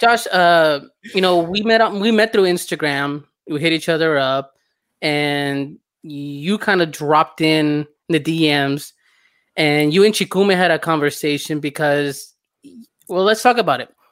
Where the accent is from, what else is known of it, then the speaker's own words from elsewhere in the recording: Southern California, United States; I grew up in Southern California